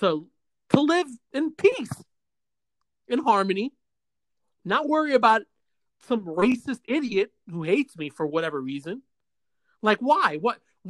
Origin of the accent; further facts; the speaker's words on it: New York City, New York, United States; I was born in St. Luke Hospital in New York City